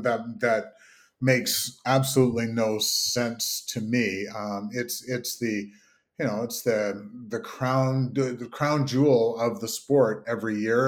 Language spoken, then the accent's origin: English; Kingston, Ontario, Canada; my hometown of Kingston